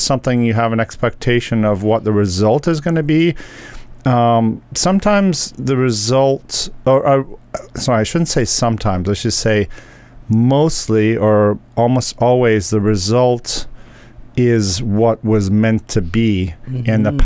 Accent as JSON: {"language": "English", "region": "England", "country": "United Kingdom", "tie": "born or raised there", "said": "I'm from England"}